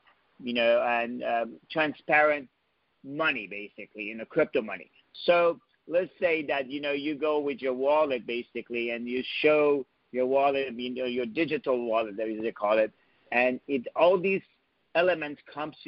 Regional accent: New York, United States; moved away as an adult; now in Silicon Valley, United States; I'm a New Yorker and been here

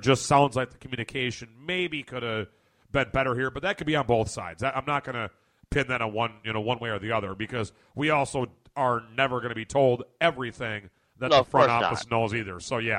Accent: Puerto Rico; I really want to go play for Puerto Rico. I really want to go play for my home country.

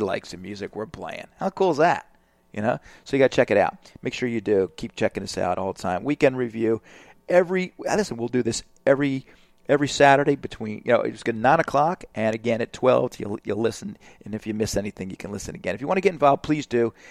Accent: Alabama, United States; I'm from Alabama

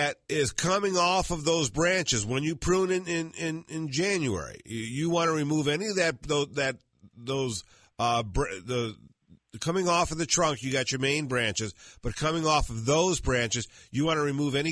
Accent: Michigan, United States; moved away; I'm from Michigan

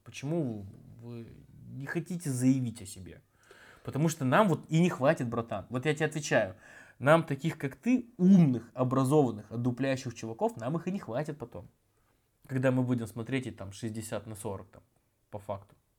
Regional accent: Chekhov, Sakhalin Oblast, Russia; я просто вырос в Чехове, я более-менее в лесу-то и вырос

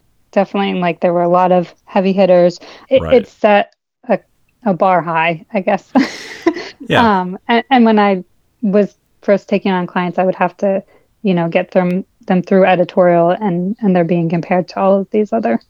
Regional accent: Bucks County, Pennsylvania, United States; moved away as an adult; now in Westchester County, United States; I grew up in Bucks County, if you're familiar with that.

